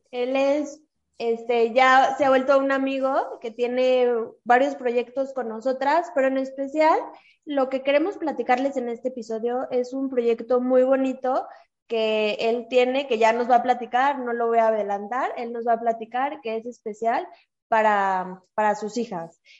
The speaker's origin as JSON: {"language": "Spanish", "country": "Mexico"}